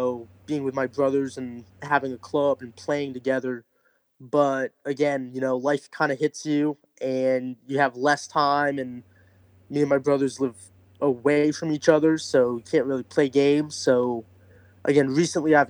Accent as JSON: {"language": "English", "region": "North Central Massachusetts", "country": "United States", "moved": "yes", "said": "I'm originally from Massachusetts, North Central Massachusetts"}